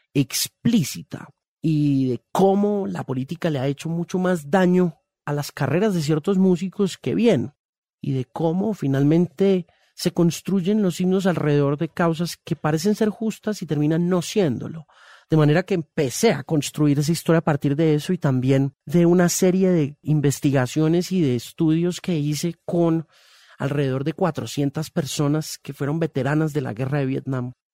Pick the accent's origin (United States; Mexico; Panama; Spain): United States; Homestead, Florida; now in Colombia; yo me crié en los Estados Unidos